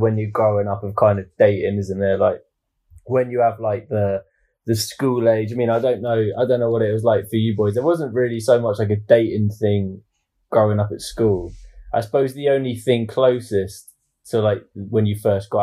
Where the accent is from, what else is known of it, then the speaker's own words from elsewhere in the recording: Portsmouth, South East England, United Kingdom; moved away; I'm from Portsmouth originally, so in the city of Portsmouth